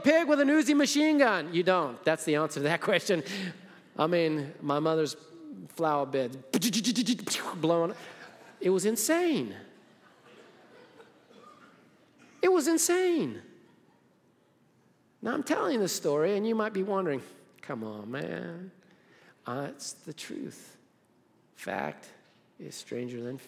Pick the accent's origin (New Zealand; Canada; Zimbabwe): Zimbabwe; Harare; moved away; I was born in Zimbabwe, Africa, grew up in the suburbs of the capital city called Harare